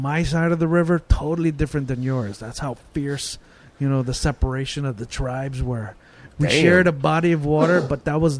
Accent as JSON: {"language": "English", "area": "Tagalog people", "region": "Luzon", "country": "Philippines", "said": "From Luzon, from Luzon, there's different tribes. I'm from Tagalog people."}